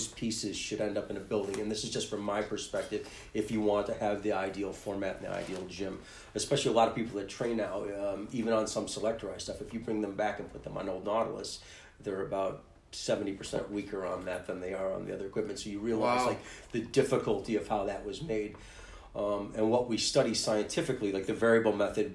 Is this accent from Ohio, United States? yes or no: no; Buffalo, New York, United States; I grew up in the Bailey Dode area then, and I played Little Loop football behind Emerson High School